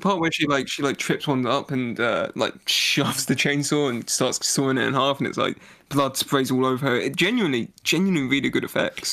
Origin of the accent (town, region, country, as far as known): United Kingdom